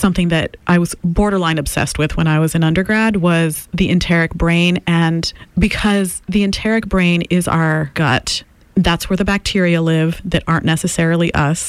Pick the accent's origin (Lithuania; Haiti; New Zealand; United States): Haiti; English is a second language; moved away as an adult; I come from Haiti and voodoo is the cultural practice there.